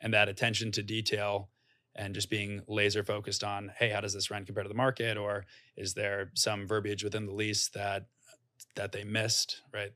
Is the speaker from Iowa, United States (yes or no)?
no; Norwell, Massachusetts, United States; moved away as an adult; also born or lived in New York City, United States; I'm from a small town outside of Boston called Norwell, has about eleven thousand people